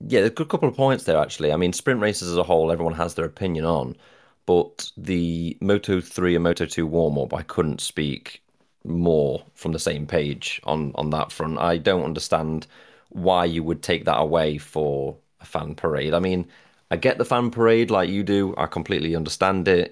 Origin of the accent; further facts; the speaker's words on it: Derbyshire, East Midlands, United Kingdom; I'm from Derbyshire